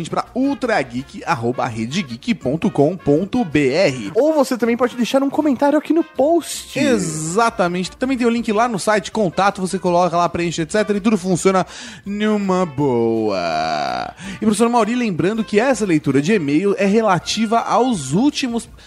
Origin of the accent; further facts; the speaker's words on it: Rio Grande do Sul, Brazil; Sou gaúcha, mas. E é mas, não mans. Meu pai era baiano. Olha que parece aquela música. Meu avô era paulista, meu avô pernambucano, meu tataravô mineiro.